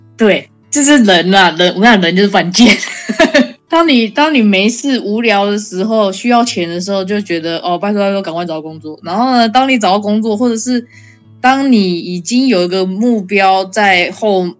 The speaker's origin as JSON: {"language": "Chinese", "country": "Taiwan", "moved": "as an adult", "lives_now": "Canada", "said": "我是来自台湾"}